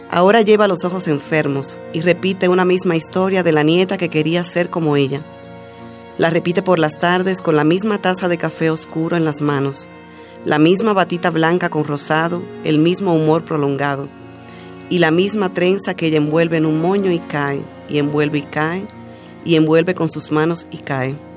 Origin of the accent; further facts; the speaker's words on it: Dominican Republic; accent: Dominican; now in Mexico; Sí, todavía tengo un poco de acento dominicano, aunque ya siempre me dicen que ya lo he perdido bastante pero es como si estuviera en un limbo, porque entonces cuando voy a mi país me dicen, ay, hablas como mexicana.